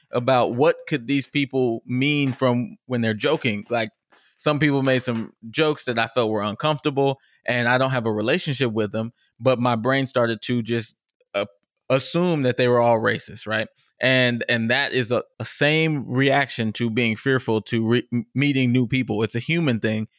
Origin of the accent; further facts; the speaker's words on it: Richardson, Texas, United States; I'm from Richardson.